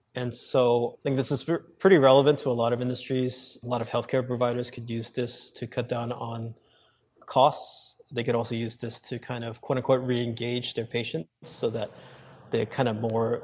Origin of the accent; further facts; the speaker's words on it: New York, United States; I grew up in New York